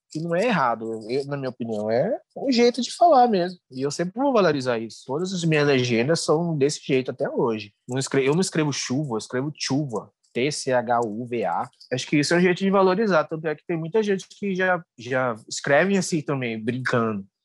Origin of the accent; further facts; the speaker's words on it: Cuiabá, Mato Grosso, Brazil; accent: Cuiabano; eu nasci aqui em Cuiabá, né?